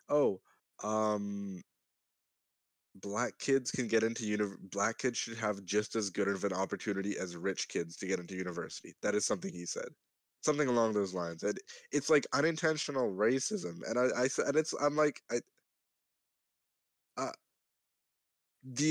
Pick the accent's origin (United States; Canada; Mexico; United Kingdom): Canada; I'm Canadian